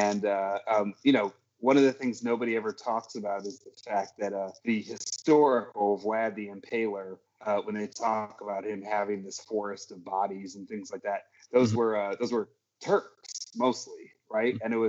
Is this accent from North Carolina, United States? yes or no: no; Dearborn, Michigan, United States; also born or lived in New York; now in Michigan, United States; I'm in the burbs now. I don't talk about where because there's crazy people out there. But Dearborn raised, man. Fortson High School alumni, 1993.